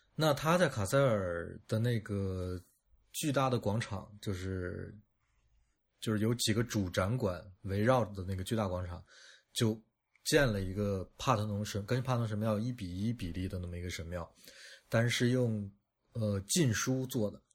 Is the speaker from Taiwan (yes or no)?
no; China; 我觉得我们中国人就很就很喜欢拿这种东西抖包袱